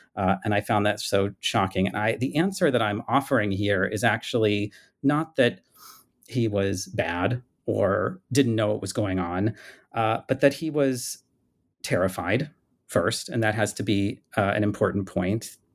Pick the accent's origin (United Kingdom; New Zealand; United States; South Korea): United States; as an American growing up